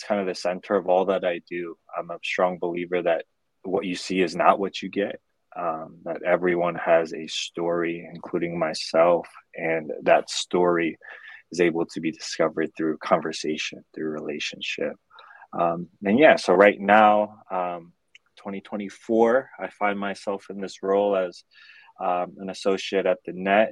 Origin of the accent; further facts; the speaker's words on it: Cincinnati, Ohio, United States; moved away as an adult; now in Atlanta, United States; born and raised in Cincinnati, Ohio.